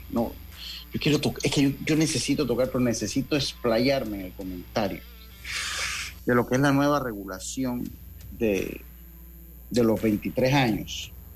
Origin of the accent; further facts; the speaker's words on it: Panama; also born or lived in Santo Domingo; Yo soy de los panameños